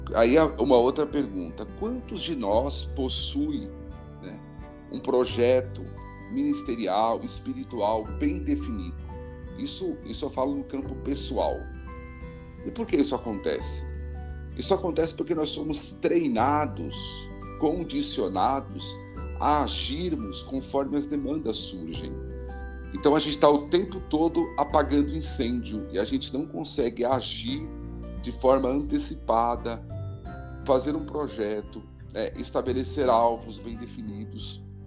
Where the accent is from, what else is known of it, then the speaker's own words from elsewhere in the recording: São Paulo, Brazil; moved away as an adult; now in Campina Grande, Brazil; eu moro há dois anos aqui em Campina Grande, mas sou natural de São Paulo, cresci em São Paulo